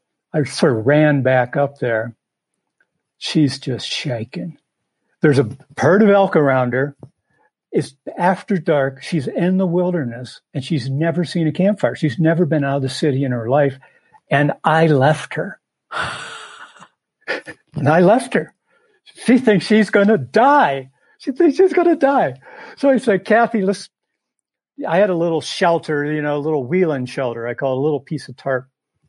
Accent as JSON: {"language": "English", "area": "Appalachia", "region": "southeastern Ohio", "country": "United States", "also_born_or_lived": "Michigan", "moved": "as an adult", "lives_now": "Montana, United States", "said": "Well, I was from Appalachia, like I said, southeastern Ohio."}